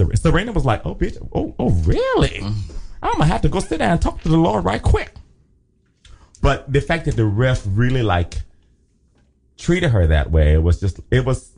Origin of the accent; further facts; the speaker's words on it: Liberia; accent: Liberian; I had a good old Liberian my Liberian accent came out, my African accent.